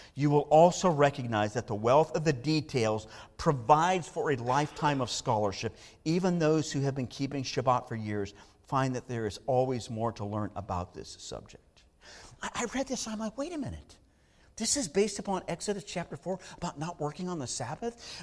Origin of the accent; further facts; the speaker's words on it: Southern California, United States; I grew up in Southern California